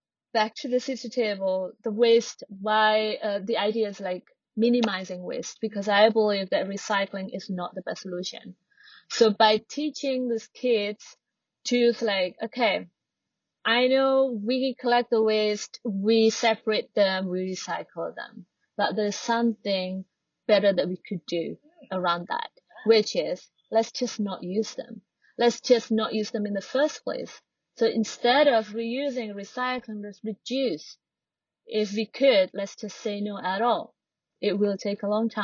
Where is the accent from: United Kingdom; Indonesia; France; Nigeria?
Indonesia; Java; now in Bali, Indonesia; I'm not from Bali, I'm from Java, but I've lived here